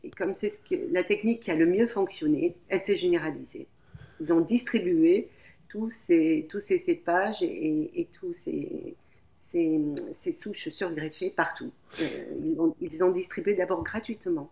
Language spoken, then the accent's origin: French; France; chez nous en France